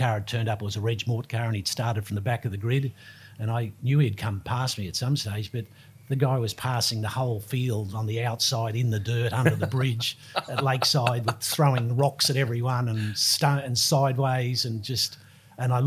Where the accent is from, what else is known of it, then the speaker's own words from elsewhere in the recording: Brisbane, Queensland, Australia; also born or lived in England; I grew up in Rosalie, so we're in suburbs next to each other